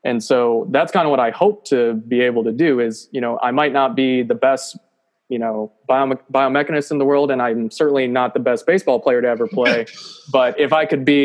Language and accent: English; Spring Lake, Michigan, United States; moved away as an adult; now in Auburn, United States; I am originally from Spring Lake, Michigan